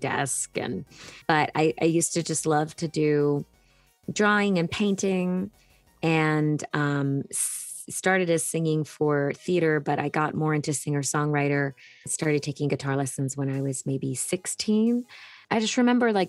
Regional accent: Hanson, Massachusetts, United States; born or raised there

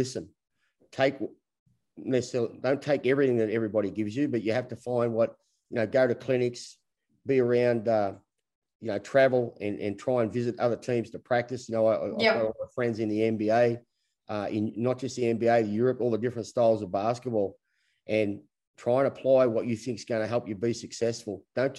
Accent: Australia; We're all Australian because of the COVID rules

